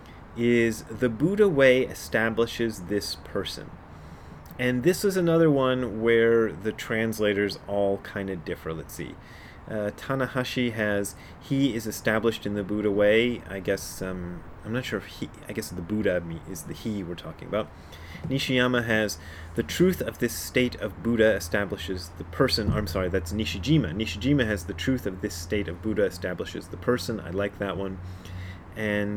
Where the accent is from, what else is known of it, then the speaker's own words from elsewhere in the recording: Hamilton, Ohio, United States; moved away; also born or lived in Nairobi, Kenya / Japan; I was born in Hamilton, Ohio, and lived in Nairobi, Kenya, and worked in Japan